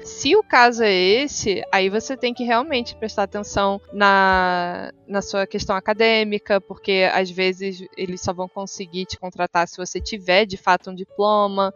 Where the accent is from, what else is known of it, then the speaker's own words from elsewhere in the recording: Rio de Janeiro, Brazil; moved away as an adult; also born or lived in United States; now in São Paulo, Brazil; sou, sou, os dois, mas sou mais carioca. Mais tempo de vida aí no Rio